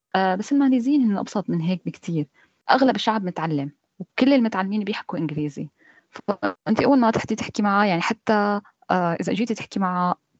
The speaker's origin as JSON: {"language": "Arabic", "country": "Syria", "moved": "as an adult", "lives_now": "Malaysia", "said": "أنا كنت موجودة بسوريا لحد 2015 كنت صامدة ما عندي أي فكرة إني أطلع من سوريا"}